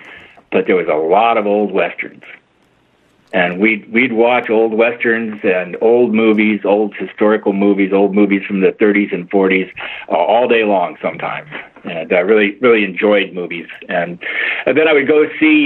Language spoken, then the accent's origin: English; Los Angeles, California, United States; I grew up in Los Angeles in a community called Van Nuys.